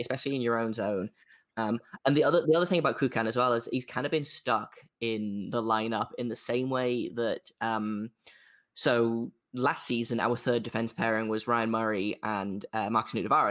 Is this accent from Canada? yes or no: no; England, United Kingdom; an English person, as a, as a British person